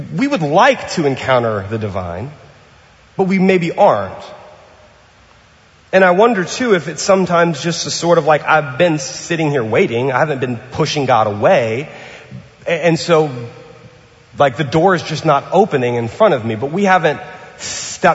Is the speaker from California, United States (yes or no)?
no; New Orleans, Louisiana, United States; now in Pasadena, United States; I'm from New Orleans and from the South